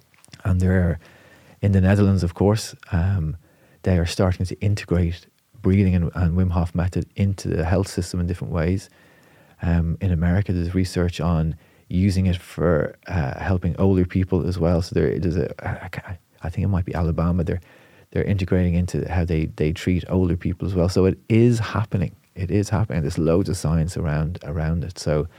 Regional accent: Portmarnock, Leinster, Ireland; But I'm from Portmarnock, you know, so as a teenager, we'd be jumping in the sea.

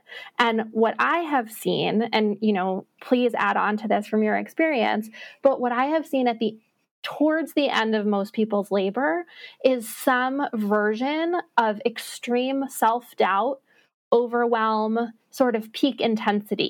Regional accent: New York City, New York, United States; now in Salt Lake City, United States; I grew up in New York City, and New York City Marathon Day is just like my favorite

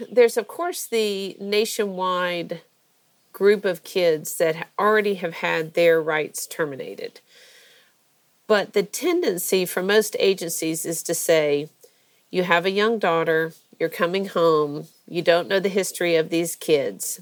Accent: Georgia, United States; also born or lived in Florida; I'm from Georgia originally. I was born in uh, Florida, but only because my dad was in residency there at the University of um, Florida and um, grew up here

